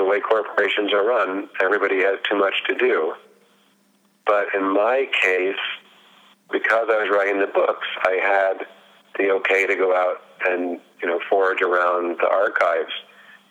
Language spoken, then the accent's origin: English; Berkeley, California, United States; I grew up in Berkeley, California